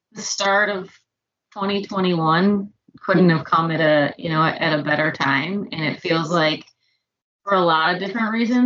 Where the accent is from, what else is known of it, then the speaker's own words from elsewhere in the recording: suburb outside of Indianapolis, United States; I grew up in the Midwest. I grew up in a little suburb outside of Indianapolis.